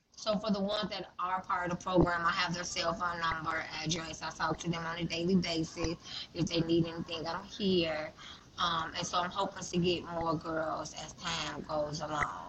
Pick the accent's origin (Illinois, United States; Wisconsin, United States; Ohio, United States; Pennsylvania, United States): Illinois, United States; Chicago; Chicago, my hometown